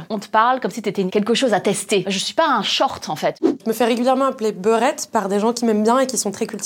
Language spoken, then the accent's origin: French; France; born there; Moi je suis née en France, du coup je suis française et chinoise et euh, cambodgienne donc j'ai toutes ces identités